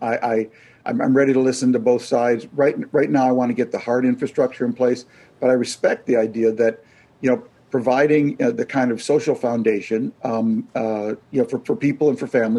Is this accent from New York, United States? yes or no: no; Minneapolis, Minnesota, United States; my hometown of Minneapolis